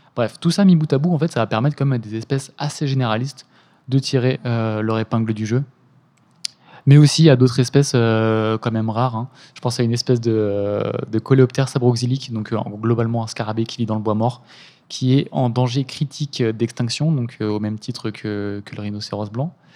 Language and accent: French; Eure, Normandy, France; now in Lyon, France; je viens de la Haute-Normandie en heure, dans l'heure, donc c'est beaucoup de, champs